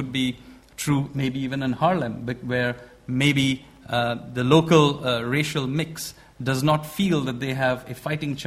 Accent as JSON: {"language": "English", "country": "India", "said": "I'm an Indian"}